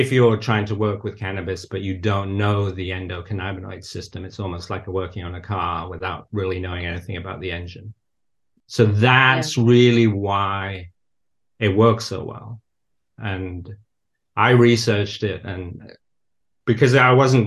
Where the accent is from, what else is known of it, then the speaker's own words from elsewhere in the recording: the north of England, United Kingdom; moved away as an adult; now in United States; But I did grow up in nature. So I was always surrounded by nature, really. So I grew up in the north of England.